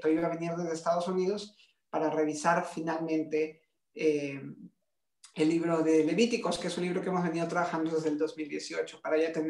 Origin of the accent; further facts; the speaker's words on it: Peru; yo soy peruano